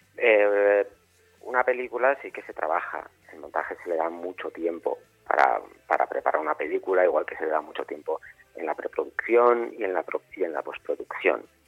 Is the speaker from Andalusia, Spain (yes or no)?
no; Soria, Castile and León, Spain; moved away; also born or lived in Madrid; Cuando yo me fui de Soria a vivir a Madrid